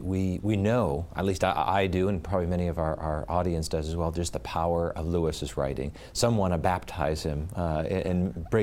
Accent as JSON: {"language": "English", "country": "Ireland"}